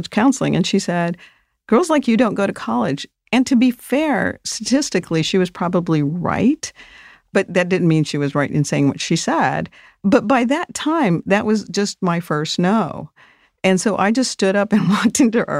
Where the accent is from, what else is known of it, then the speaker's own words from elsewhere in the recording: Las Cruces, New Mexico, United States; also born or lived in South Dakota; I was born in South Dakota, but I grew up in Las Cruces, New Mexico